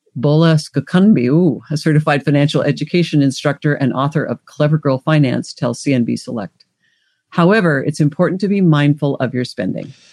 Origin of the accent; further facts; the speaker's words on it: Washington, United States; also born or lived in Alaska; now in Los Angeles, United States; I grew up in Washington State, lived in Alaska. I'm now in California